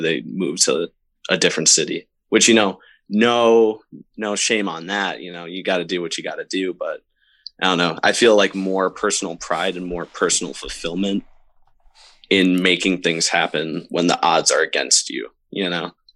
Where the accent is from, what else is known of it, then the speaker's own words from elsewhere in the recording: Syracuse, New York, United States; for a while in Syracuse, there wasn't really a whole lot going on